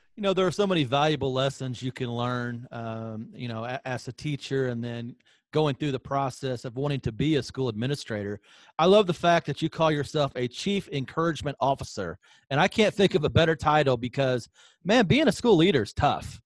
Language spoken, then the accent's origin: English; Southern Illinois, United States; we're both Illinois guys, you from Champaign, I'm from Southern Illinois